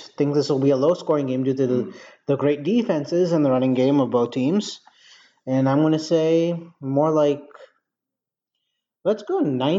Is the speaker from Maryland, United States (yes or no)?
yes; Baltimore, Maryland, United States; since I was born in Baltimore.